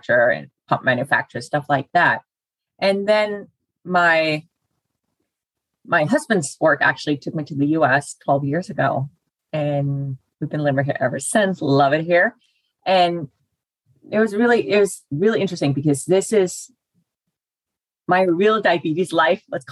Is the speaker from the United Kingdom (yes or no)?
no; Denmark; moved away as an adult; now in United States; I'm born and raised in Denmark